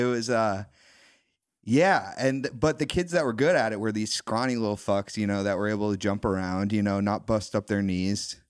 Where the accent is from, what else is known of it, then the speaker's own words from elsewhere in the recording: Wilmington, Massachusetts, United States; I grew up on the North Shore. I grew up in Wilmington